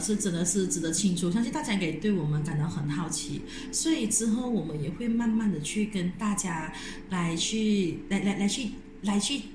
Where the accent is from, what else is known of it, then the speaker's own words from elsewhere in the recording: Malacca, Malaysia; 我们本身是来自马来西亚， ，我们在马来西亚的马六甲州